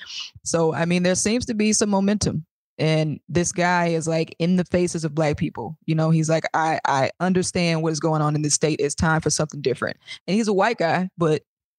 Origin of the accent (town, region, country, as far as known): Mississippi, United States